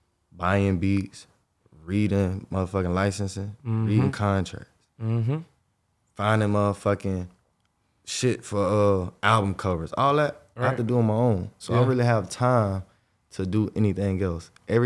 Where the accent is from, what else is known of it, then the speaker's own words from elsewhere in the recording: Jacksonville, Florida, United States; Jacksonville, Florida. I'm from Jacksonville, Northside